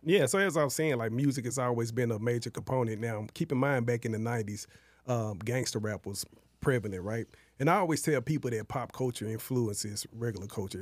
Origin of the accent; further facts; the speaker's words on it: Dallas, Texas, United States; I grew up in Oak Cliff and West Dallas projects